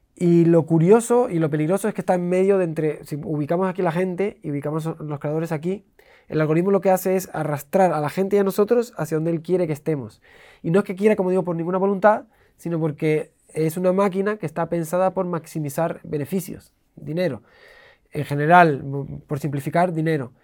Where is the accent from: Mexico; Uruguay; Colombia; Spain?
Spain; Canary Islands; moved away; also born or lived in Switzerland / England; yo me crié en las, Islas Canarias